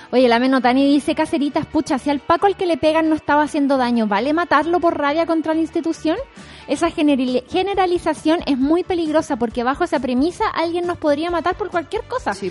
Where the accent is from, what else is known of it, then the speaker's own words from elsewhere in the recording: Viña del Mar, Valparaíso, Chile; yo fui a colegio privado, vengo de Reñaca